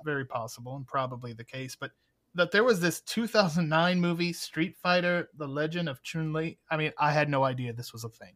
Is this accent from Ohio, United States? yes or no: yes; Cleveland, Ohio, United States; my hometown of Cleveland, Ohio